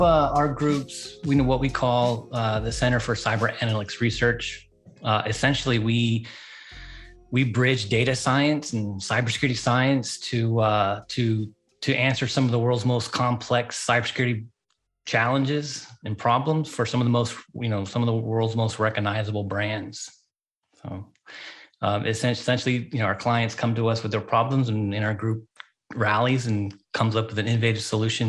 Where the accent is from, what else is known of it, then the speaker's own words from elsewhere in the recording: Japan; moved away as an adult; also born or lived in United States; continental United States when I was like 5 years old. Didn't come back until I was 20, in my 20s. So I grew up overseas in Japan.